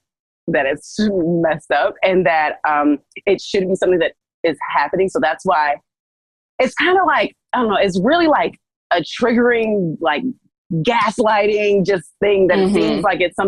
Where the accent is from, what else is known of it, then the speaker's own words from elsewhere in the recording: New Jersey, United States; I'm from Jersey